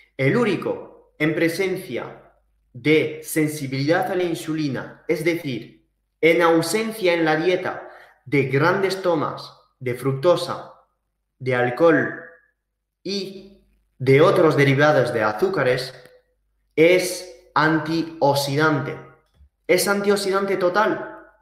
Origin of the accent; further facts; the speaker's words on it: Saint-Gaudens, Occitania, France; also born or lived in Valencia, Spain; now in Andorra la Vella, Andorra; yo he estado viviendo en la montaña desde niño, o sea, yo soy francés y español de mis padres, pero vivido en los Pirineos, en el sur de, de Toulouse, en Saint-Gaudens